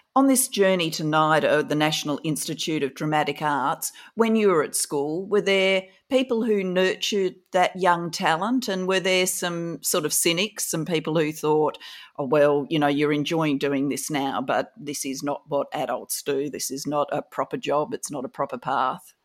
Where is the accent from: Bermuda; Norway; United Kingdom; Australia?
Australia; Adelaide, South Australia; I grew up in Kingswood